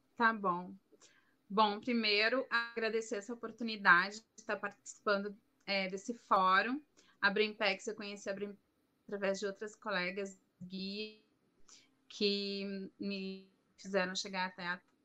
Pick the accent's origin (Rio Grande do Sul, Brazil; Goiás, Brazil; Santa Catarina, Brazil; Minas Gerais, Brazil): Rio Grande do Sul, Brazil; Porto Alegre; moved away as an adult; now in Madrid, Spain; eu sou gaúcha de Porto Alegre, no Rio Grande do Sul